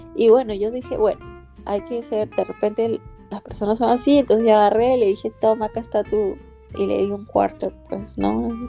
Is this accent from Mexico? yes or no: no; Peru; moved away as an adult; now in Maryland, United States; yo vengo de Perú, tengo actualmente 31 años